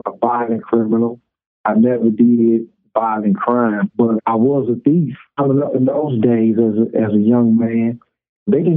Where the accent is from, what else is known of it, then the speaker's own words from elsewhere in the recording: St. Louis, Missouri, United States; From St. Louis, Missouri